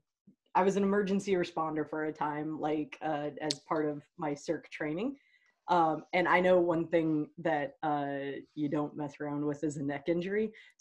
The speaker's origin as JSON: {"language": "English", "region": "Ohio", "country": "United States", "said": "we're two kids from Ohio and wow, did we want out."}